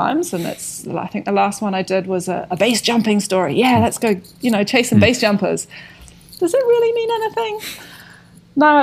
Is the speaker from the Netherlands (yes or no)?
no; Scotland, United Kingdom; moved away as an adult; also born or lived in London, United Kingdom; now in Wanaka, New Zealand; I grew up rurally in Scotland